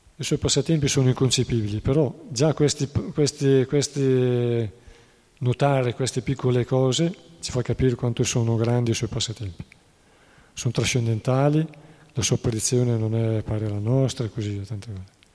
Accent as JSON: {"language": "Italian", "town": "Treviglio", "region": "Lombardy", "country": "Italy", "said": "a Treviglio, provincia di Bergamo, due delle mie parti"}